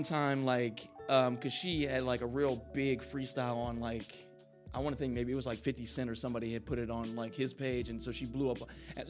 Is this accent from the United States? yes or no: yes; Midwest, United States; moved away as an adult; now in Las Vegas, United States; I love Vegas, man. It's like my second home, and I'm from the Midwest, so you know it's a completely new environment for me.